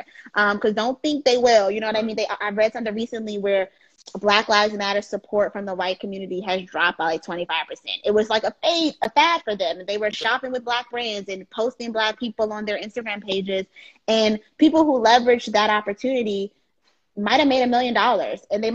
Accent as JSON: {"language": "English", "town": "Washington", "region": "District of Columbia", "country": "United States", "tie": "born or raised there", "said": "being born and raised in Washington, D.C. creates a different type of love for your Blackness"}